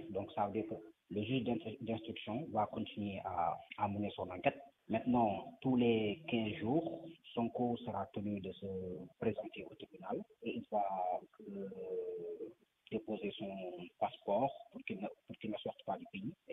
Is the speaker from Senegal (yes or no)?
yes; Senegal; Moi, en tant que Sénégalais